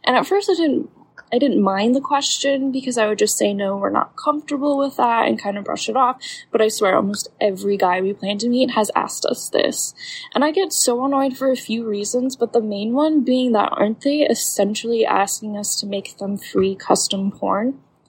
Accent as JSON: {"language": "English", "region": "Midwest", "country": "United States", "said": "Hey, Dan, I'm from the Midwest"}